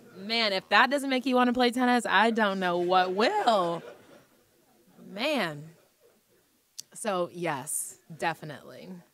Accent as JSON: {"language": "English", "country": "United States", "said": "being an American player"}